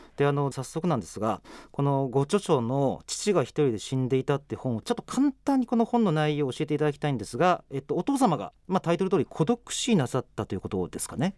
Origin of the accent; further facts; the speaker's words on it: Saga, Japan; moved away as an adult; 私佐賀県出身なんですよ。